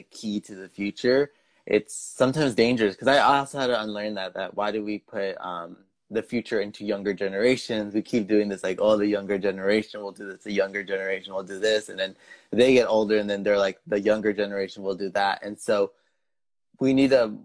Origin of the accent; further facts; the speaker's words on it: United States; my parents are from Mexico, and so growing up in the United States, we have that cultural barrier where they grew up in a different country than me growing up.